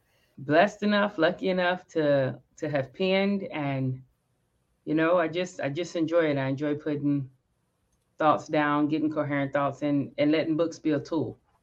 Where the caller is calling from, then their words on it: Dallas, Texas, United States; Dallas, Tejas, Dallas, Texas, the DFW area.